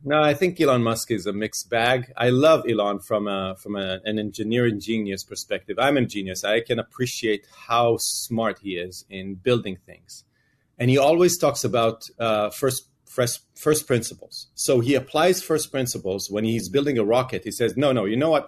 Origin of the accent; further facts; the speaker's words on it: Israel; moved away as an adult; now in United States; I grew up in Israel